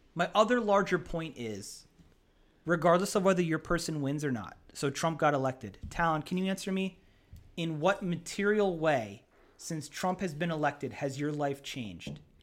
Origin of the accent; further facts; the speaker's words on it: Hamburg, Pennsylvania, United States; also born or lived in Easton, Pennsylvania; where I grew up in Hamburg, Pennsylvania